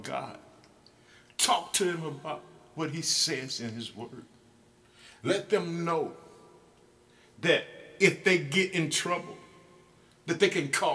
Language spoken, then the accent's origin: English; Illinois, United States; my home state in the United States, Illinois